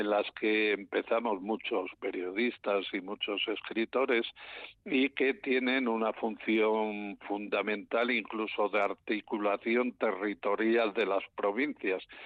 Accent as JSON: {"language": "Spanish", "town": "León", "region": "Castile and León", "country": "Spain", "said": "yo soy de León"}